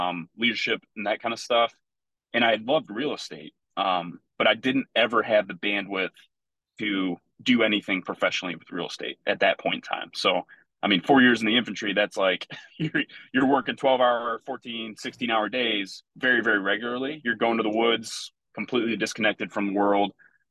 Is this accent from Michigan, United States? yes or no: yes; Plymouth, Michigan, United States; I grew up in Plymouth, Michigan.